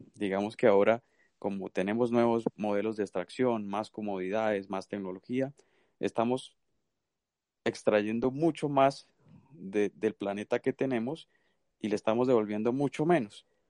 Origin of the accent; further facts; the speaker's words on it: Santander, Colombia; moved away; yo soy de Santander